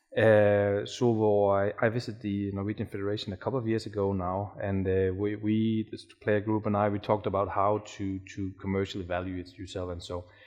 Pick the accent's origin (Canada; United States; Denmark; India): Denmark; I'm from Denmark